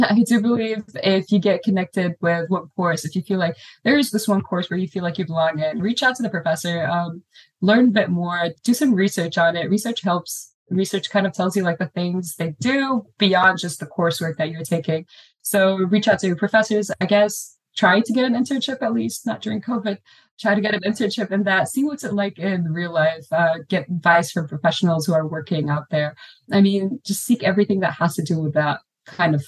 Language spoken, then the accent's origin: English; Lebanon; moved away as an adult; also born or lived in Beirut, Lebanon; now in Austin, United States; I'm from Lebanon